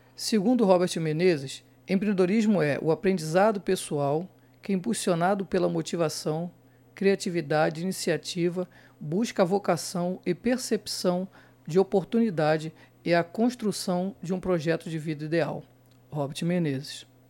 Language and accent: Portuguese; Rio de Janeiro, Brazil; eu sou de Bangu, Realengo